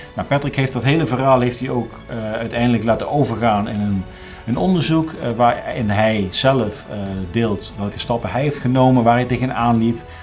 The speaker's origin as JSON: {"language": "Dutch", "town": "Groesbeek", "region": "Gelderland", "country": "Netherlands", "tie": "born or raised there", "also_born_or_lived": "Nijmegen", "moved": "as an adult", "said": "eigenlijk tot, ja, tot mijn dertigste in Groesbeek heb gewoond"}